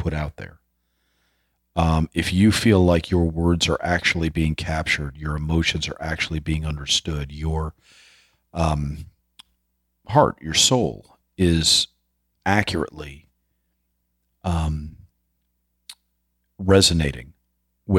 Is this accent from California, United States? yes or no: no; New York City, New York, United States; growing up in New York City, you know, I was surrounded by artists